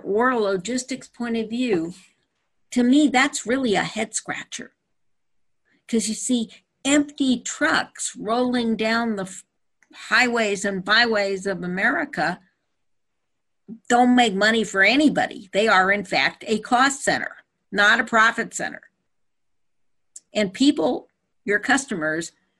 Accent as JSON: {"language": "English", "town": "Petaluma", "region": "California", "country": "United States", "tie": "born or raised there", "also_born_or_lived": "Napa, California", "said": "when I was growing up in Petaluma and in Napa, they were small towns"}